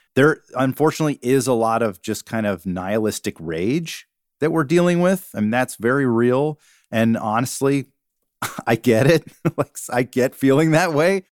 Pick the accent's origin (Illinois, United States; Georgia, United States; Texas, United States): Georgia, United States; moved away as an adult; growing up in Georgia